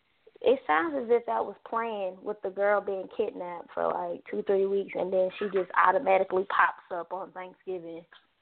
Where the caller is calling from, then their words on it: Atlanta, Georgia, United States; I'm calling from Atlanta, Georgia.